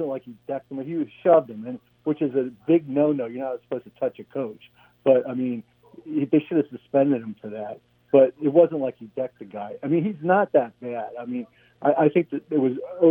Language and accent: English; Philadelphia, Pennsylvania, United States; I grew up in Philly